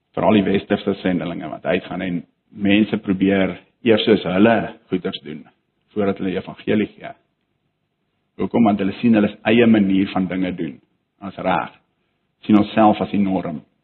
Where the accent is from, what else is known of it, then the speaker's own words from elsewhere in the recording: South Africa; ons as Afrikaners